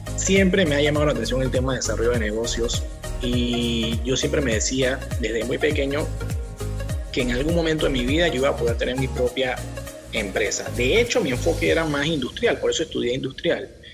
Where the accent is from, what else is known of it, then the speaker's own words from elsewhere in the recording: Panama; Aquí en Panamá nos educan